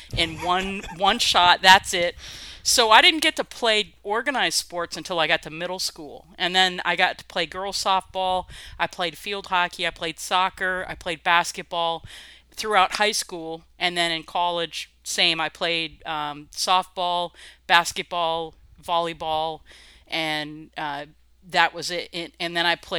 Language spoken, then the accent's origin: English; Vermont, United States; moved away as an adult; also born or lived in Maine / New Hampshire / South Carolina / Arkansas; now in Texas, United States; we grew up in Vermont